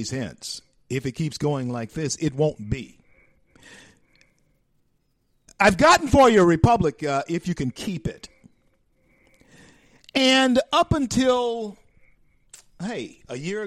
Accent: Shreveport, Louisiana, United States; in my hometown of Shreveport, Louisiana

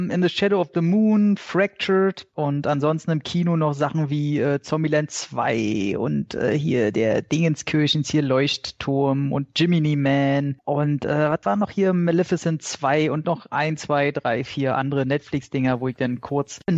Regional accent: Bavaria, Germany; ich als Bayer.

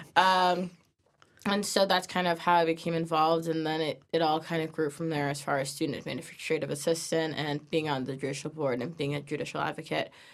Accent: New Milford, Connecticut, United States; I'm from New Milford, Connecticut, so it's down the road

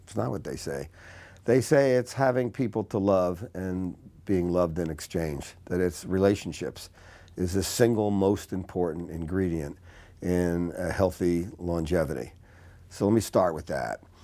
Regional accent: Newark, New Jersey, United States; I grew up in Newark, New Jersey

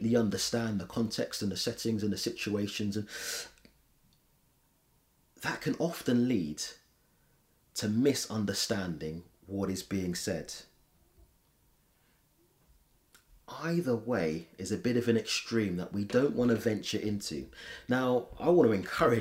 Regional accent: London, United Kingdom; I grew up in London

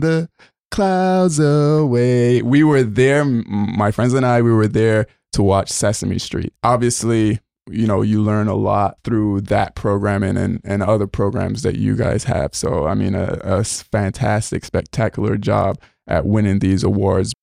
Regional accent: Barbados; moved away; I grew up, uh, in Barbados.

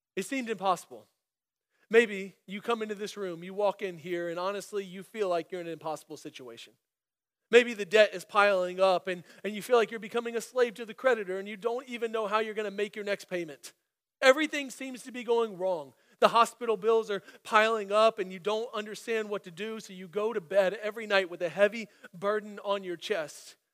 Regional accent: Central Florida, United States; moved away as an adult; also born or lived in Germany / Illinois; I was born in Germany um, to a German mom and American dad, and it just so happened that my family moved to this middle of nowhere, obscure Central Florida town that I just so happened to grow up in.

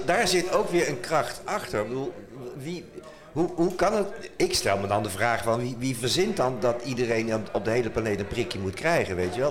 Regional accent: Utrecht, Netherlands; ik kom uit Utrecht

